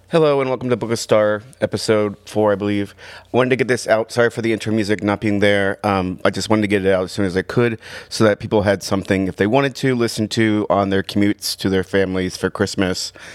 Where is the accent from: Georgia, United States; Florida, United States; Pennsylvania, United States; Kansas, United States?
Florida, United States; Tampa; also born or lived in London, Ohio / Washington, D.C. / Seattle / San Francisco; now in Columbus, United States; I was born in London, Ohio. I lived, grew up in Tampa, Florida.